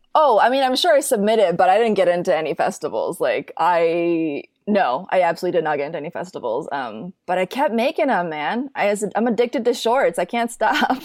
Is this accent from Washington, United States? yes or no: no; Minneapolis, Minnesota, United States; moved away as an adult; now in Los Angeles, United States; I grew up in Minneapolis, Minnesota